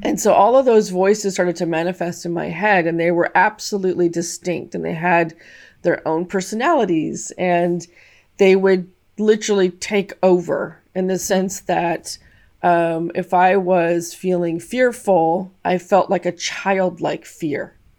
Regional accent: California, United States; I grew up in the States, in California

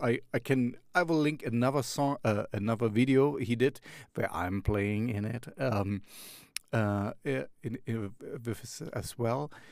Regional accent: Jena, Thuringia, Germany; moved away as an adult; now in Berlin, Germany; my hometown, Jena

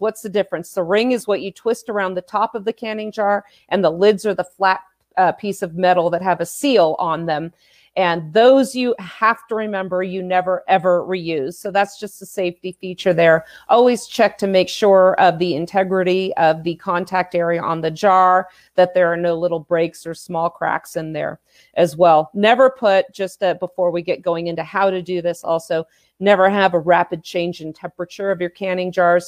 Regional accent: California, United States; born and raised in California

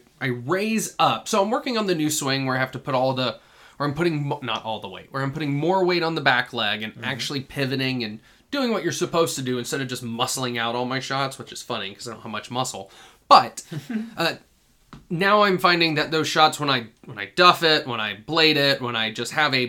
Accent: Paulding County, Georgia, United States; I grew up in Paulding County, which is close to the area, like abuts Villarica

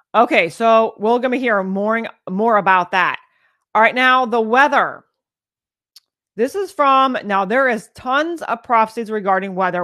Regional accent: United States; we as American people

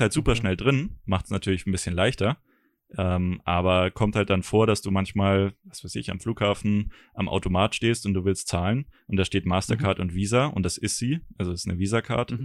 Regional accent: Germany; als Deutscher

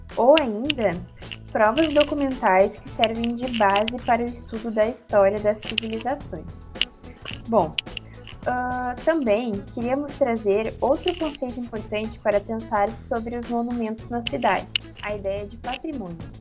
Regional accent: Imbé, Rio Grande do Sul, Brazil; moved away as an adult; also born or lived in Porto Alegre; eu venho do litoral, né, da cidade de Imbé

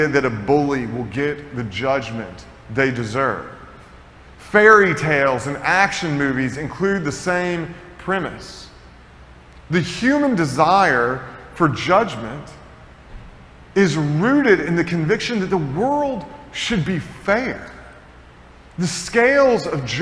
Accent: Tennessee, United States; moved away; I grew up in Tennessee

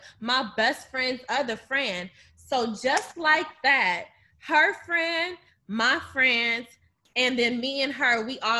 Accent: Akron, Ohio, United States; moved away as an adult; now in Chicago, United States; we grew up in the same fucking city. Like, literally. We're both from Akron, Ohio

